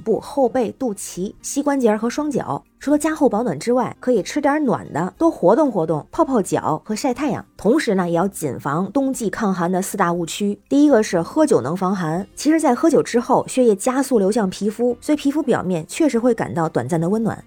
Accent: northern China, China; 北方人啊，我也不能懂

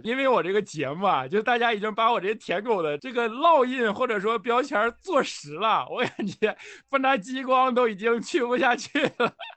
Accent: Northeast China, China; now in Shanghai, China; 我是东北里边的蒙古族

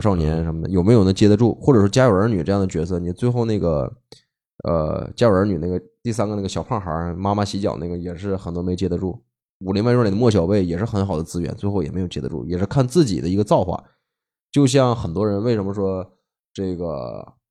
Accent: Northeast China, China; also born or lived in Hong Kong; 在我们，比如说在东北

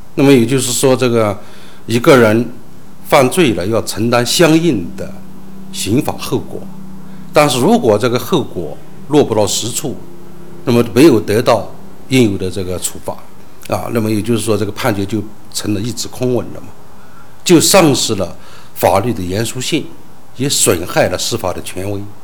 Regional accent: Yunnan, China; 我们云南这边

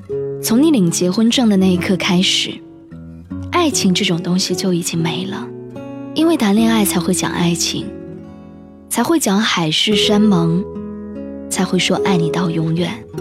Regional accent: Qingdao, Shandong, China; 他又问我说：“你老家是哪里的？”我说：“是青岛。”

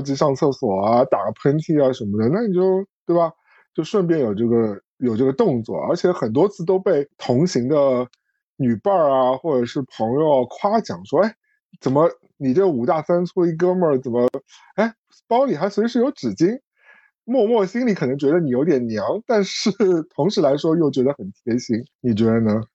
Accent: Shanghai, China; 我们上海人

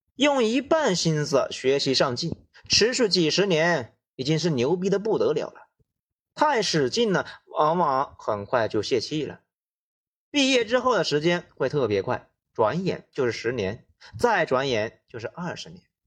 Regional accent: China; 我国现在婴儿出生率是很低的

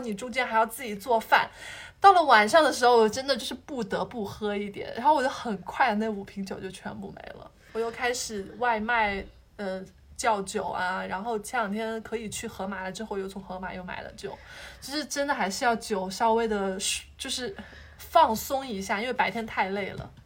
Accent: Hubei, China; now in Shanghai, China; 我是湖北人，然后我们吃的东西就会重口味一点，然后又会很喜欢吃米饭

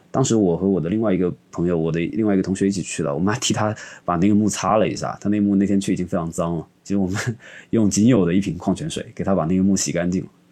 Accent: Xiamen, Fujian, China; moved away; 我家在厦门嘛，其实我因为从小就在海边

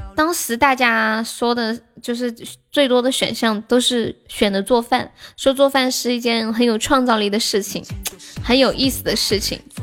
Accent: China; 我们中国人有存钱的意识

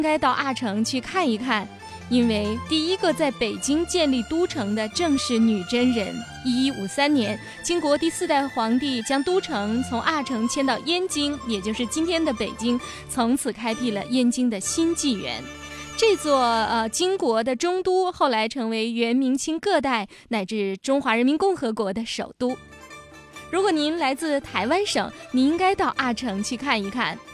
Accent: Northeast China, China; 作为一个东北人

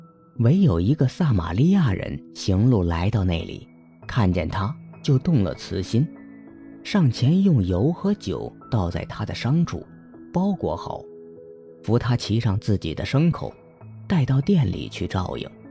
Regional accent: China; 作为中国人。

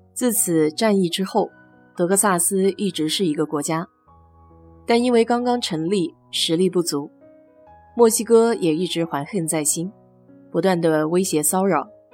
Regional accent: Nanjing, Jiangsu, China; now in Texas, United States; 和我家乡有点像，也算是个六朝古都吧

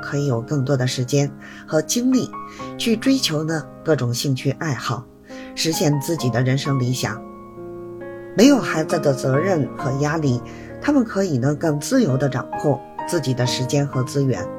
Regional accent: Beijing, China; 谢谢大家收听我的播客节目，

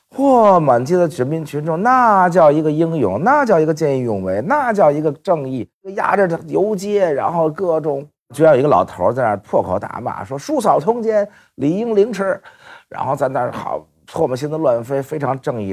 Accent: Beijing, China; 我小孩确实在大学校里长大的

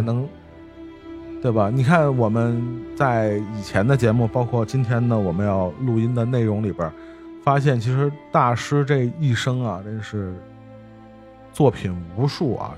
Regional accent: China; 用我们中国人的话说叫君子之交淡如水嘛

